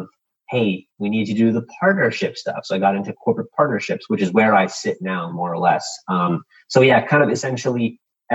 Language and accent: English; Canada; we're Canadian